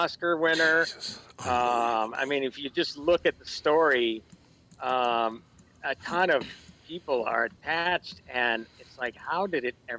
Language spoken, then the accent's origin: English; Minnesota, United States; growing up in Minnesota